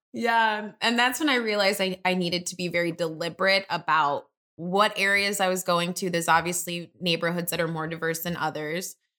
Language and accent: English; Detroit, Michigan, United States; moved away as an adult; now in Chicago, United States; I'm originally from Detroit. three one three, I'll have that area code till the day